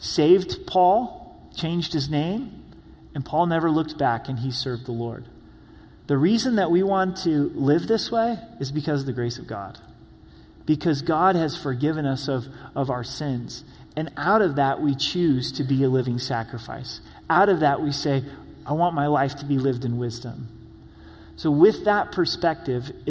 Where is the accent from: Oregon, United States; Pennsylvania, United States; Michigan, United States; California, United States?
Oregon, United States; Rogue Valley; now in Colorado Springs, United States; My hometown, the Rogue Valley